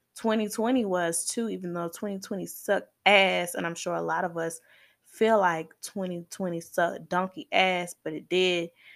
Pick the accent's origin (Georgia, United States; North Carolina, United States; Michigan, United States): Georgia, United States; Atlanta; I'm from Zone Six